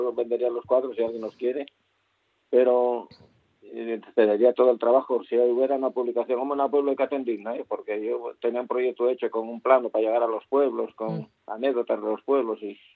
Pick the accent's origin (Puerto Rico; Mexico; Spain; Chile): Spain; Infiesto, Asturias; Yo como soy de Infiesta, nací